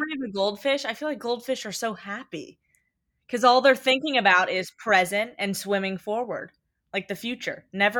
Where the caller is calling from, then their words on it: Los Angeles, California, United States; My pronouns are she, her, hers. And I am tuning in from Los Angeles.